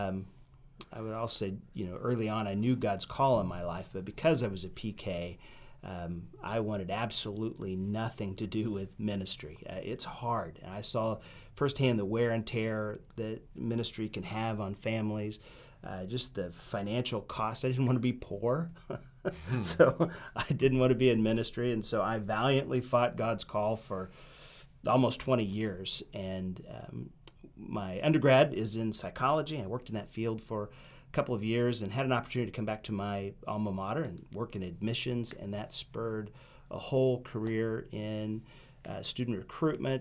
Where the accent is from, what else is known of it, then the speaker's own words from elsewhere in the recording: Kansas, United States; also born or lived in Cadmus, Kansas / Osawatomie, Kansas / Parker, Kansas; where I call home is actually Linn County, Kansas. Formative years as elementary school in Kansas City, Missouri.